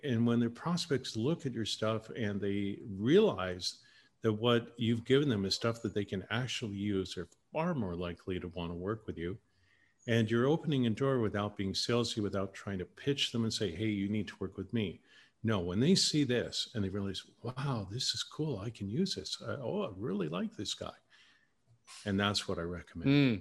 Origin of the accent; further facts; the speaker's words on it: Canada; moved away; Canadians is different